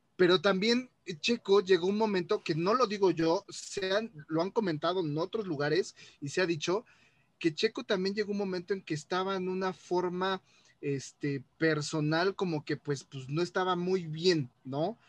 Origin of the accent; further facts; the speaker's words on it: Mexico; soy mexicano